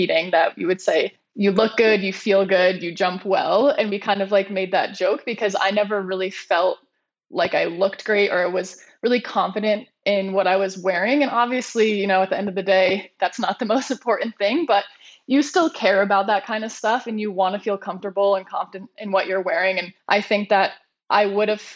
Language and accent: English; East Coast, United States; I grew up on the East Coast